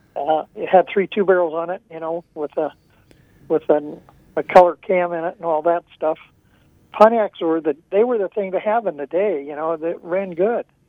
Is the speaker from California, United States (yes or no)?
no; Mansfield, Ohio, United States; I'm from Mansfield, Ohio